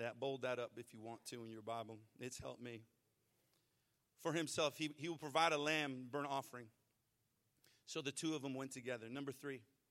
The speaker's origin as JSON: {"language": "English", "region": "Arizona", "country": "United States", "tie": "born or raised there", "moved": "as an adult", "lives_now": "Texas, United States", "said": "I grew up in Arizona"}